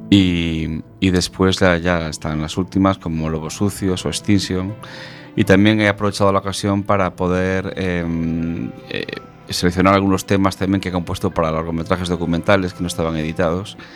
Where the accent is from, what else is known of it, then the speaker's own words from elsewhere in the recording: A Coruña, Galicia, Spain; born there; moved away as an adult; also born or lived in Barcelona / Madrid; Sí, estuve, nací en Coruña, pero llevo ya 20 años, he estado 20 años fuera de Galicia, estuve 10 años en Barcelona estudiando y después he estado otros 10 en Madrid y llevo aquí 7 años.